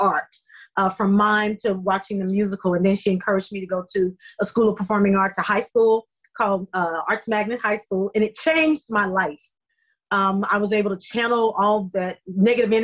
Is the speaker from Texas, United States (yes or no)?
yes; Dallas, Texas, United States; moved away as an adult; also born or lived in Memphis, Tennessee; now in Los Angeles, United States; I was born in Memphis, Tennessee, and I was there till about seven. And then my mother found a place in Dallas